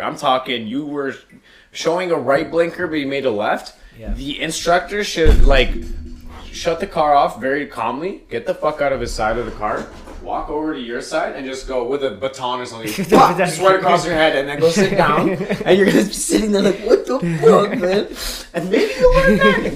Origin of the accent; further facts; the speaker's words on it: Canada; also born or lived in Poland; as Canadian taxpayers